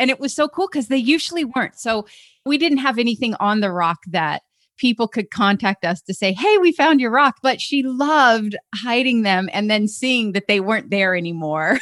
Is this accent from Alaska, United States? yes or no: yes; Alaska, United States; Growing up in Alaska, I thought our house was pretty cool because we had a sauna downstairs in our basement